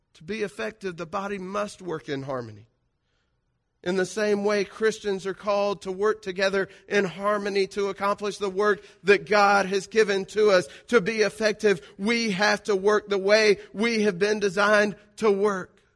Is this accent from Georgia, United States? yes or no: yes; South Georgia, United States; I'm from South Georgia. You can, uh, forgive me for the diction, uh, or the grammar